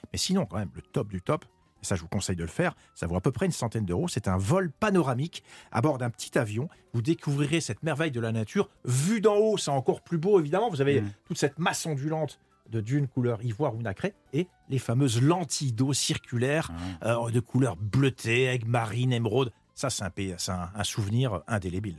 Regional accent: France; en tant que Français

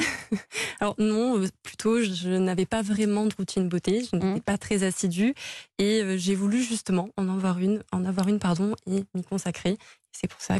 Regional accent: Avignon, Provence-Alpes-Côte d'Azur, France; je suis originaire d'Avignon

